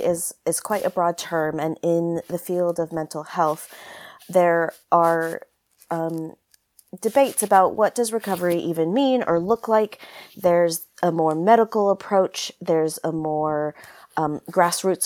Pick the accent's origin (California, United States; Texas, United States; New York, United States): California, United States; now in United Kingdom; I'm originally from California, but now based in the UK